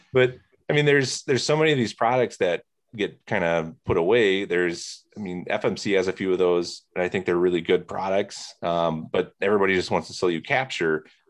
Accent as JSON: {"language": "English", "town": "Plymouth", "region": "Indiana", "country": "United States", "tie": "born or raised there", "moved": "as an adult", "lives_now": "Wisconsin, United States", "said": "I grew up near Plymouth, Indiana"}